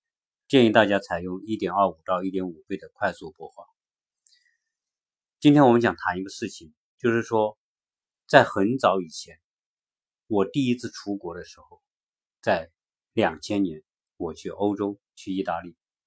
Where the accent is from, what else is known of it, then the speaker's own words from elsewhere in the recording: China; now in United States; 作为中国人来说